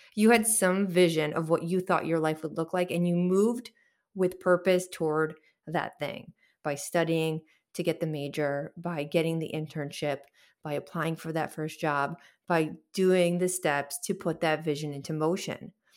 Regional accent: Chicago, Illinois, United States; I'm from Chicago

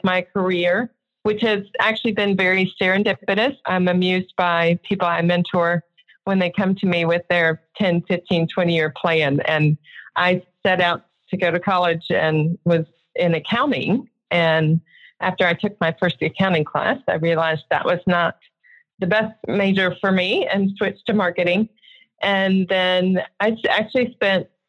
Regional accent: Houston, Texas, United States; I grew up in Houston, Texas

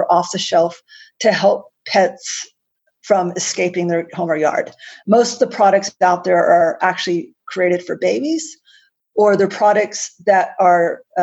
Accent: United States; accent: American; now in Canberra, Australia; Despite my American accent, I'm actually based in Canberra, Australia, which is the nation's capital.

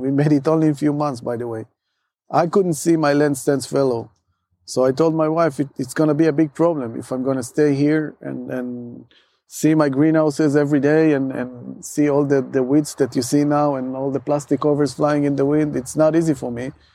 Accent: Moshav Hemed, Central District, Israel; moved away as an adult; now in Moshav Tkuma, Israel; So I grew up in Moshav Chemed. Moshav Chemed is a Moshav close to the airport.

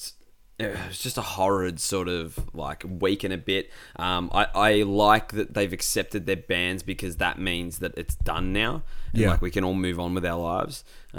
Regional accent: Australia; It was a harrowing week as an Australian sports fan.

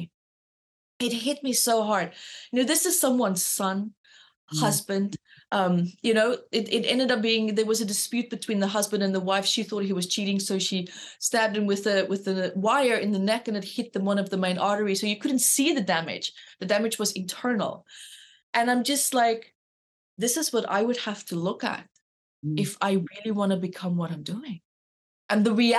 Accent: Namibia; moved away; also born or lived in South Africa; So I'm from South Africa and grew up in Namibia, but moved back to South Africa

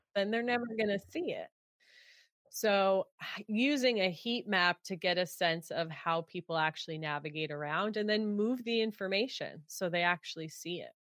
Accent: New York, United States; now in California, United States; I grew up in New York

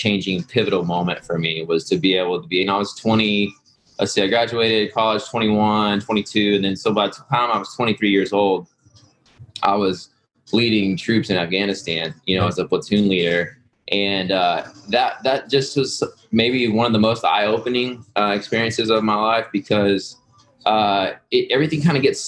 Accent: near Austin, Texas, United States; I grew up in Texas, near about an hour outside of Austin.

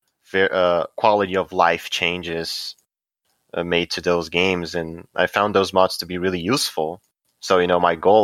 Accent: Brazil; English is a second language

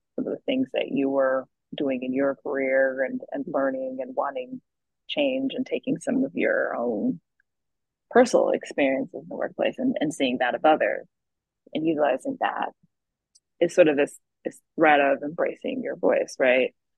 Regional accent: the South, United States; having two immigrant parents, growing up in the South

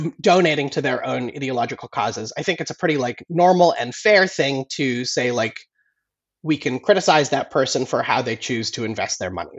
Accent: United States; now in London, United Kingdom; I'm an American journalist living in London.

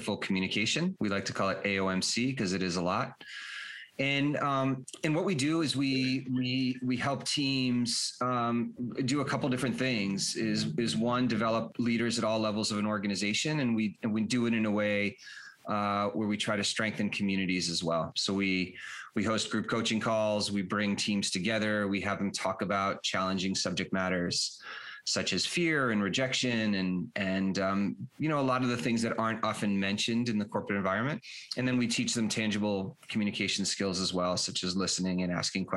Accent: Boston, Massachusetts, United States; moved away as an adult; also born or lived in Colorado / Europe; I grew up in the Boston area

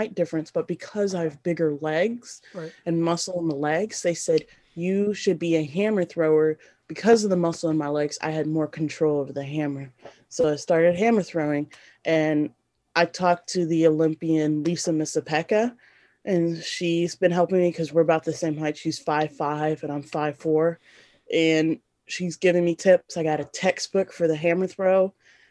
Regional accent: Tennessee, United States; also born or lived in Sierra Leone; I'm from another country and I grew up in America

